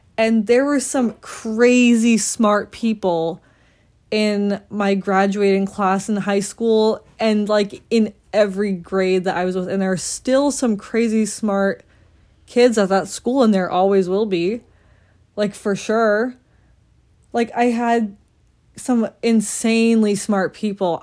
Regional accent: Randolph, Massachusetts, United States; I'm from Randolph, Massachusetts.

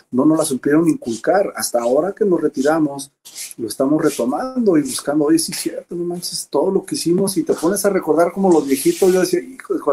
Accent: Mexico; o sea, dicen, el básquetbol es para los mexicanos, sí, pero hay que prepararnos.

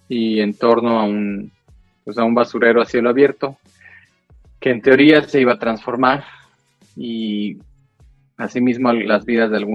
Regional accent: Mexico; soy mexicano, trabajo en cuestiones de fotografía y de video

